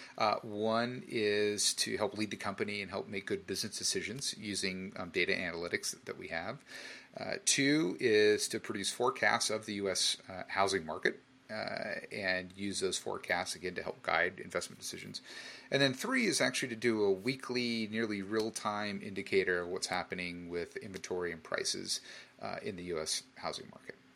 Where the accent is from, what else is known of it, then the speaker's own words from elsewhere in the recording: San Jose, California, United States; also born or lived in Arizona / Australia; my hometown of San Jose